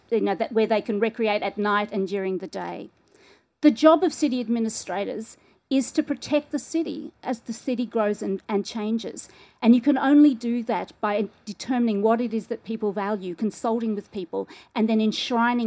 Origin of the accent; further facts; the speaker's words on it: Sydney, New South Wales, Australia; I'm from Sydney